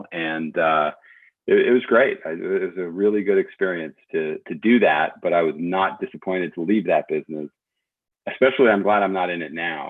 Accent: California, United States; moved away as an adult; also born or lived in East Coast; I grew up like half on the East Coast, half on the West Coast, but junior high and high school in California.

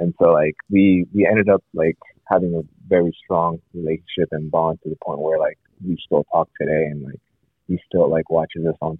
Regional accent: Columbus, Ohio, United States; I grew up in Columbus, Ohio.

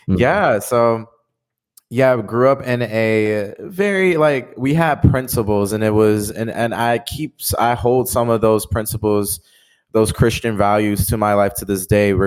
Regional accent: Detroit, Michigan, United States; born and raised in Detroit, Michigan, just like Darren

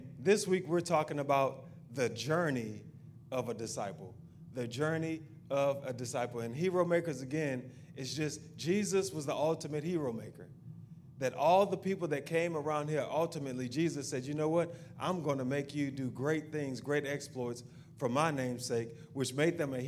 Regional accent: the South, United States; we're from the South and we have good food down here

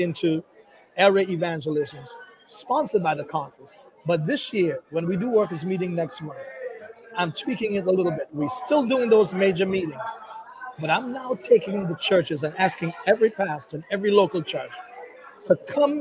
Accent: New York City, New York, United States; born or raised there; also born or lived in Trinidad

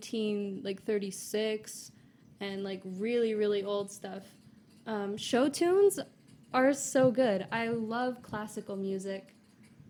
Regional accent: Long Island, New York, United States; also born or lived in Brooklyn; I grew up in Long Island.

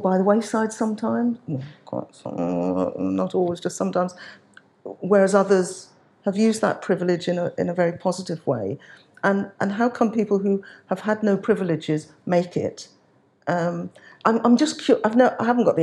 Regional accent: Birmingham, West Midlands, United Kingdom; now in London, United Kingdom; as Irish Nigerian heritage, born in London, not born in London, born in Birmingham, but have made my life in London now

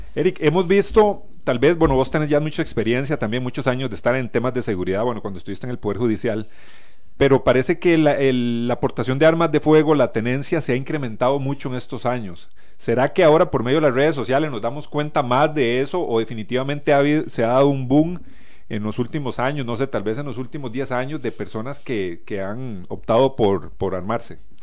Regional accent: Costa Rica

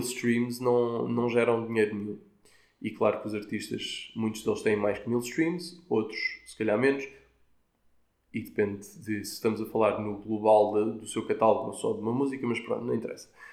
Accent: Portugal; como tugas que somos, incluindo eu

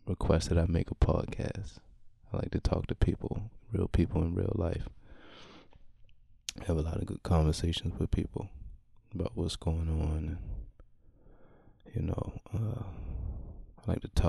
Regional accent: Baltimore, Maryland, United States; I'm from Baltimore City, born and raised

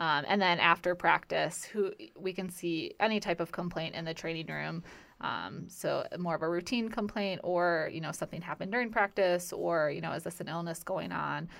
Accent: Midwest, United States; moved away as an adult; also born or lived in Valparaiso, Indiana / Wisconsin / Virginia; now in Florida, United States; growing up in the Midwest

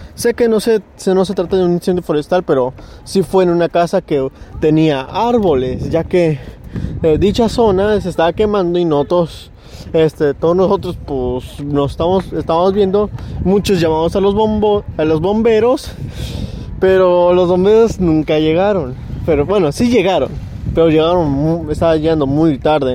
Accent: Mexico; nosotros como somos mexicanos

